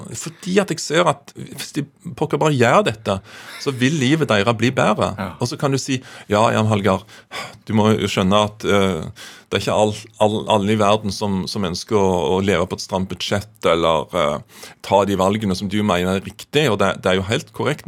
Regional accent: Kvassheim, Jæren, Rogaland, Norway; hjemme på Kvassheim på Jæren

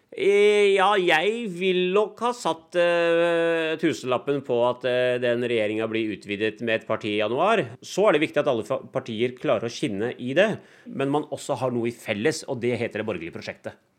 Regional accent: Norway; hun er jo som meg født og oppvokst i Norge

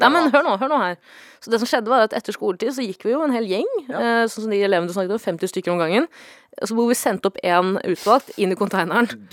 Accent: Stokke, Vestfold, Norway; jeg kommer fra Stokke, som er en veldig liten

